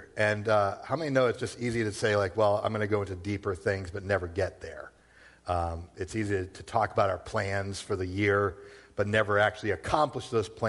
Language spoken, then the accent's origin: English; Worcester, Massachusetts, United States; I grew up in Worcester. What do you want from me?